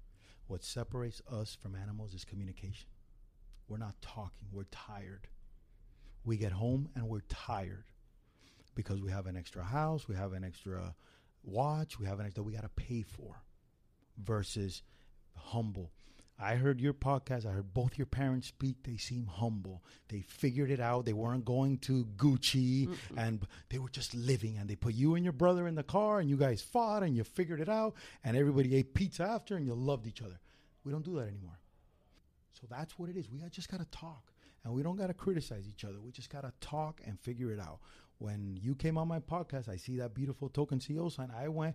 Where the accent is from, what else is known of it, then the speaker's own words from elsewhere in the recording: Miami, Florida, United States; I'm Cuban from Miami.